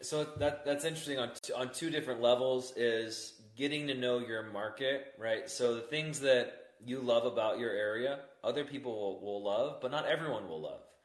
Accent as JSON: {"language": "English", "town": "San Diego", "region": "California", "country": "United States", "moved": "yes", "said": "I'm from San Diego"}